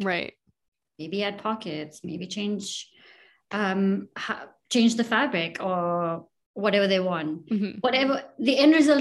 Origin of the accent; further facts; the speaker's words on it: India; moved away; growing up in India